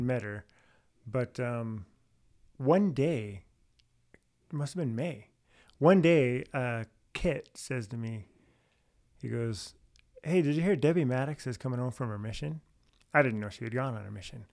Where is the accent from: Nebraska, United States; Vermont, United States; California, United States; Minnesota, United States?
California, United States; San Jose; I'm from San Jose, California. I have what two brothers, one sister. Uh, we r- grew up all right there